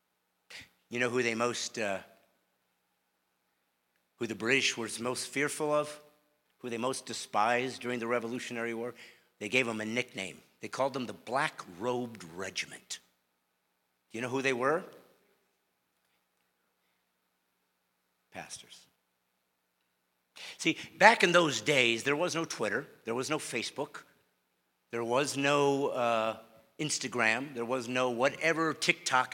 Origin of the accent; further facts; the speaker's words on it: Bremen, Indiana, United States; moved away; I was born in Bremen, Indiana, a tiny little two-stoplight town.